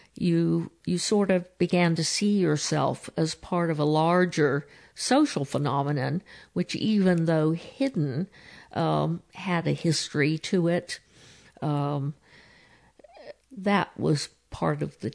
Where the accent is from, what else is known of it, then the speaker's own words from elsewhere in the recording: San Diego, California, United States; though my parents were both British, uh, I was born in San Diego